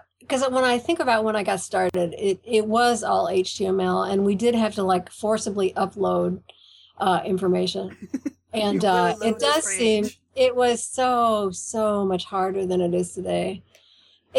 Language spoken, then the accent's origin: English; Iowa, United States; my hometown, in my office in Iowa